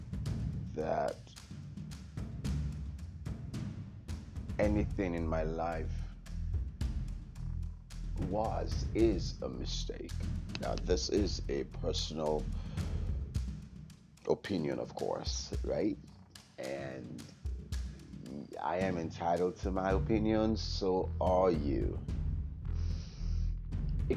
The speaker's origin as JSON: {"language": "English", "region": "California", "country": "United States", "also_born_or_lived": "Nigeria", "said": "my home state of California"}